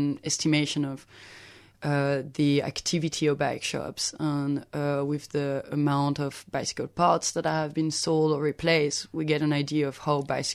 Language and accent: English; Lyon, Auvergne-Rhône-Alpes, France; now in Melbourne, Australia; my hometown of Lyon